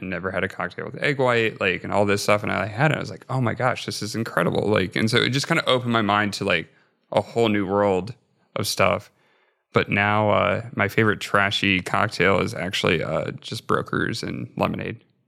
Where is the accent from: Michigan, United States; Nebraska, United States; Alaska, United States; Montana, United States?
Nebraska, United States; moved away; growing up in Nebraska